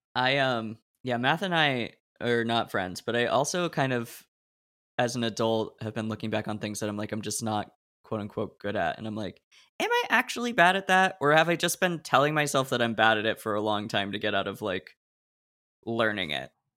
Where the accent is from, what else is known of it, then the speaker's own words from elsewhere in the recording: suburb of Portland, Oregon, United States; moved away as an adult; also born or lived in Illinois; I grew up in a suburb of Portland, Oregon